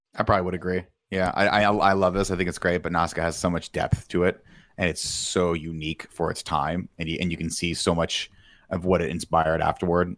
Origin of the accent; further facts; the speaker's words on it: Riverside, California, United States; I'm from Riverside, California